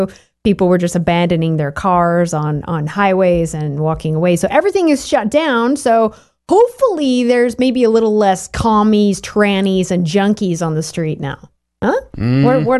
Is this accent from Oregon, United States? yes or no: yes; Portland, Oregon, United States; I was born there on Lovejoy Avenue downtown.